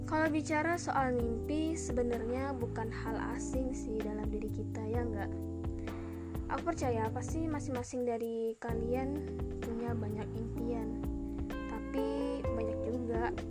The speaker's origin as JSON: {"language": "Indonesian", "town": "Ketapang", "region": "West Kalimantan", "country": "Indonesia", "tie": "born or raised there", "also_born_or_lived": "Sukadana", "said": "selama 12 tahun dari kecil dari aku lahir aku tinggal di Ketapang"}